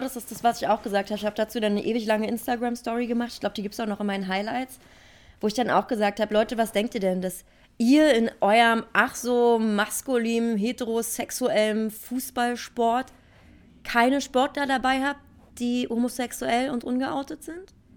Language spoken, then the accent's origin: German; Berlin, Germany; Ich bin Urberliner Pflänzchen